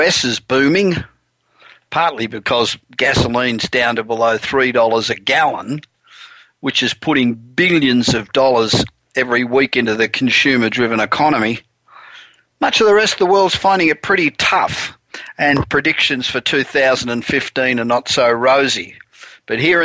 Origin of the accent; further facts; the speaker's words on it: Los Angeles, California, United States; I'm back in my hometown of Los Angeles